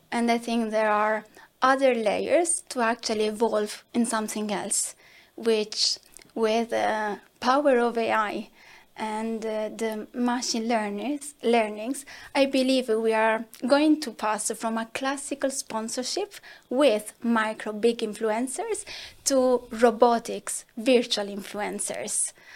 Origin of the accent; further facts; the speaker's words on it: Italy; accent: Italian; I'm Italian, as you can assume from my accent